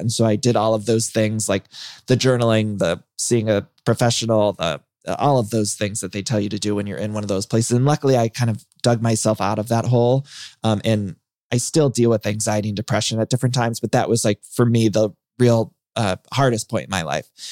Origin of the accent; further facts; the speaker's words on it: Ohio, United States; I grew up in Ohio